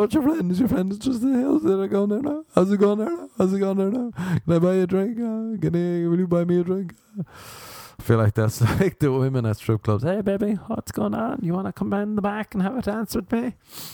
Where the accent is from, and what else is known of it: Ireland; moved away as an adult; now in United States